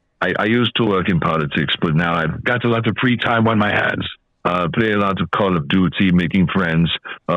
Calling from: California, United States; I'm calling you from California.

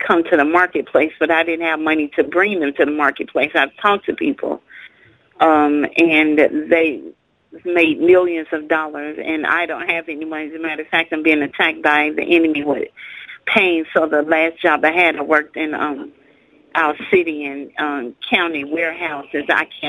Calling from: Minnesota, United States; I'm from Minnesota.

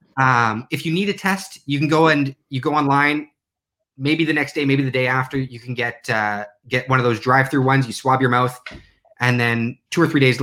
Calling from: Newark, Delaware, United States; I'm calling from Newark, Delaware

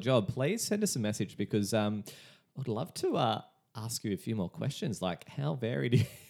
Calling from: Ingleside, Queensland, Australia; Oh, hello, I'm calling from Ingleside in Queensland.

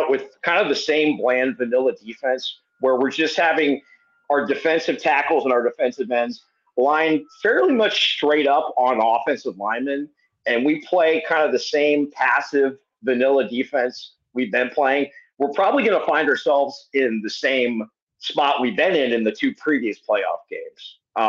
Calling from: San Diego, California, United States; I'm down in San Diego.

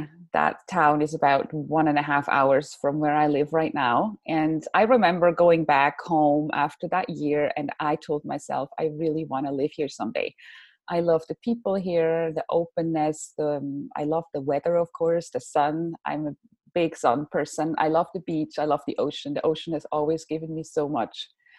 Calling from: California, United States; also born or lived in Switzerland; I am talking from California, where I moved from. That was what, like now 3 years ago. We moved to California from Switzerland.

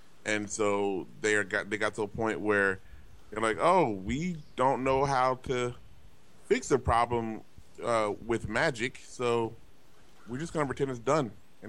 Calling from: Glendale, United States; I'm calling from Glendale for Wendell.

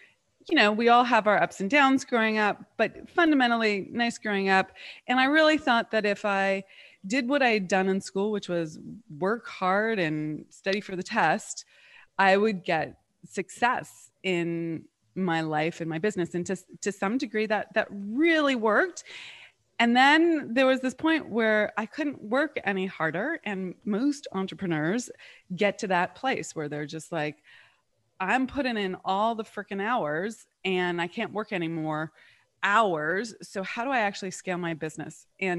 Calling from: Charlotte, North Carolina, United States; I am in Charlotte, North Carolina.

